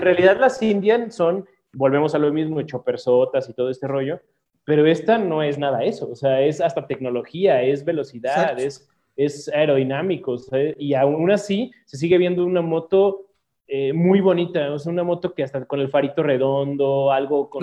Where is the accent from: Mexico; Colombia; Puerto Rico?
Mexico; uno mexicano